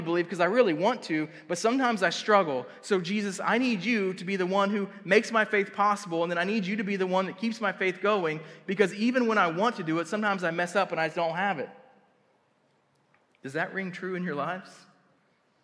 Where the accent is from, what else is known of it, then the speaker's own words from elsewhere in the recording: Tuttle, Oklahoma, United States; I grew up in a wrestling town. Like, I grew up in Tuttle wrestling